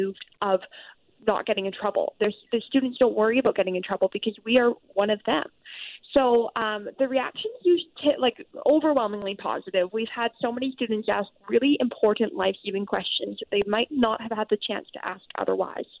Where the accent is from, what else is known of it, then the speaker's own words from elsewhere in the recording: British Columbia, Canada; as British Columbians